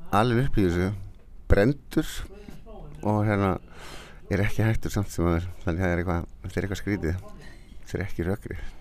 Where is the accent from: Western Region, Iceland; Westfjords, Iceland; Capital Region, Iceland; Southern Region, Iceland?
Westfjords, Iceland; Flateyri; moved away; ég er frá Flatteri, maður vestfjörðum